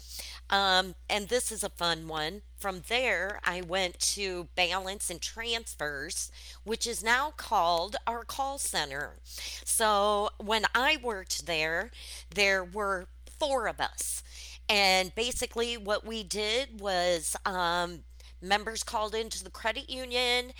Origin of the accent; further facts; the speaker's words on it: Waterloo, Iowa, United States; moved away as an adult; now in Nebraska, United States; born and raised in Waterloo, Iowa, and 5 years ago when the first office came into Nebraska, I went with it